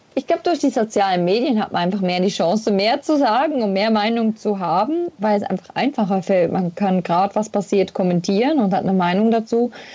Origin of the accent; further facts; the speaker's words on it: Switzerland; first language Swiss German; zu Hause verbracht habe in meiner Schweiz, in meiner Heimat